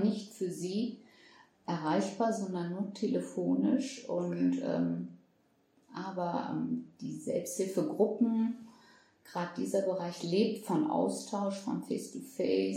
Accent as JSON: {"language": "German", "country": "Germany", "tie": "born or raised there", "said": "ich bin mit meinen sechs Jahren mhm. nach Deutschland gezogen"}